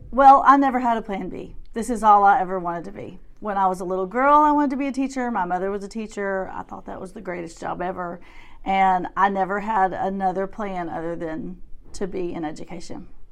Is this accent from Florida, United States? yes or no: no; Shreveport, Louisiana, United States; moved away as an adult; now in Little Rock, United States; I'm originally from Shreveport, Louisiana, and we moved here around twenty-two years ago